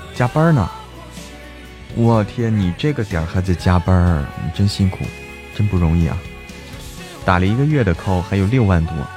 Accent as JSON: {"language": "Chinese", "town": "Zhangjiakou", "region": "Hebei", "country": "China", "tie": "born or raised there", "said": "我家乡哪里的？张家口"}